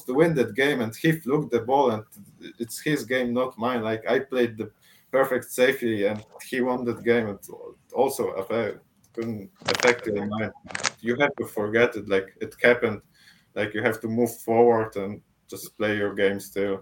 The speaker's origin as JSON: {"language": "English", "town": "Poznań", "region": "Greater Poland", "country": "Poland", "tie": "born or raised there", "said": "in Poznań, in my hometown"}